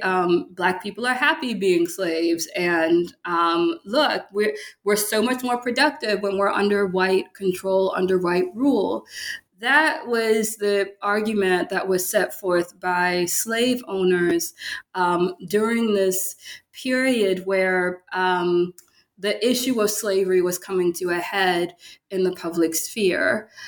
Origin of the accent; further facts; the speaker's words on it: Baton Rouge, Louisiana, United States; moved away as an adult; also born or lived in Michigan / Pennsylvania; now in Memphis, United States; I'm from Louisiana, um, Baton Rouge, Louisiana